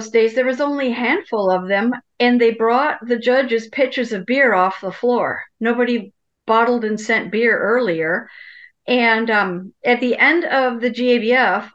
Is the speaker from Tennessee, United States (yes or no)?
no; Wisconsin, United States; I come from a German-American family, and I was raised in Wisconsin